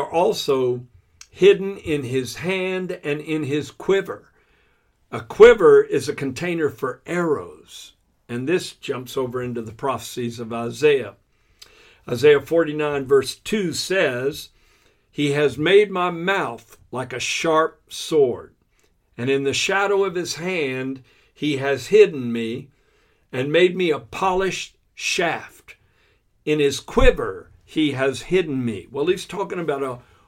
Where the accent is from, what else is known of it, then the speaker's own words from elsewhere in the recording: Florida, United States; moved away as an adult; I grew up in Florida from about the age of 11 to the age of 19.